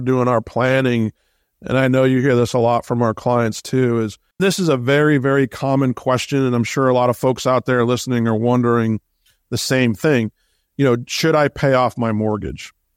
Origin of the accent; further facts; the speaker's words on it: Boston, Massachusetts, United States; I grew up in Boston.